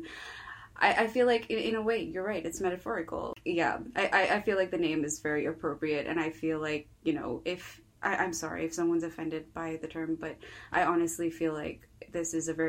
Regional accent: Chennai, Tamil Nadu, India; moved away as an adult; also born or lived in United States / Coimbatore, India; now in United Kingdom; I actually was born in Chennai, India. It is the southern part of India. I know a lot of people think of India as like one big Bollywood movie, but no, there's a lot of diversity there. I am Tamil.

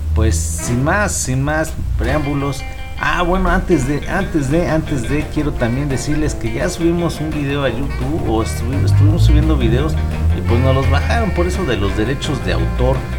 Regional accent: Mexico; nosotros aquí en México

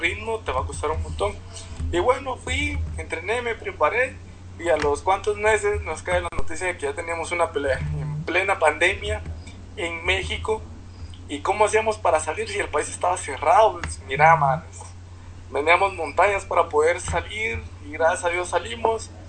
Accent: San Benito, Petén, Guatemala; moved away as an adult; also born or lived in Melchor de Mencos / Guatemala City; yo soy de Petén, yo vivo en Petén, yo me crié en Petén antes de empezar el boxeo

